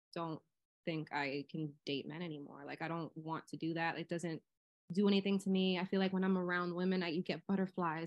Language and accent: English; Miami, Florida, United States; I'm from Florida. So I am from Miami